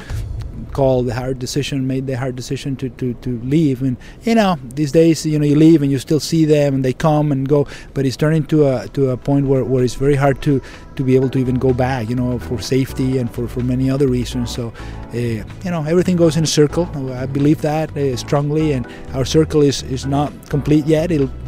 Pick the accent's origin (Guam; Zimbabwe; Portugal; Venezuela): Venezuela; English is a second language; moved away as an adult; also born or lived in Maine, United States; now in United States; I'm Venezuelan. I'm from Venezuela. I grew up, born and grew up in Venezuela, went to med school in Venezuela